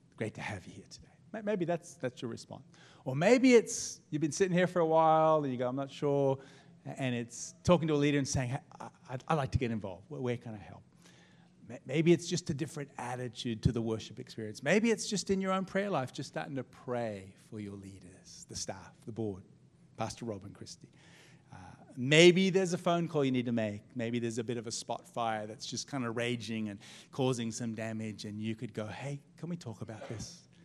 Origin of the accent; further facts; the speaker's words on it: Melbourne, Victoria, Australia; we're from Melbourne too